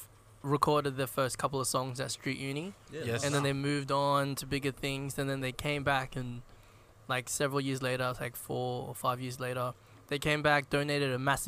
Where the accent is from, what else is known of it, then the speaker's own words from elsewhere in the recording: Philippines; my set really centers around being Filipino.